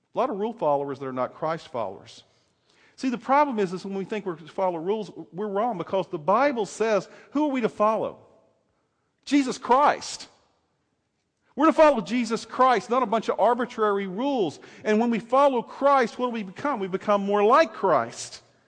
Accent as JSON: {"language": "English", "region": "the South", "country": "United States", "tie": "born or raised there", "said": "I grew up in the South"}